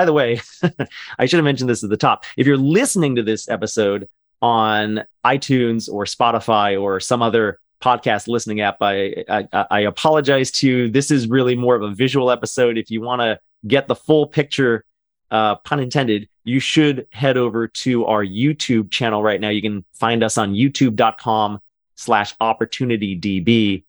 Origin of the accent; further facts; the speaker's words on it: Los Angeles, California, United States; moved away; my hometown of Los Angeles, California. I don't live there anymore, but I grew up there.